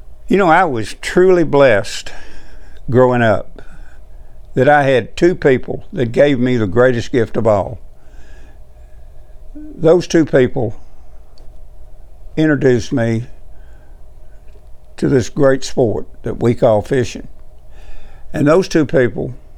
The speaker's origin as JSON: {"language": "English", "region": "Tennessee", "country": "United States", "tie": "born or raised there", "said": "my home state"}